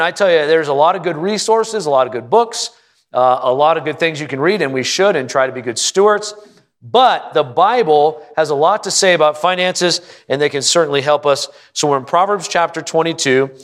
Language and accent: English; Prescott, Arizona, United States; I'm from Prescott.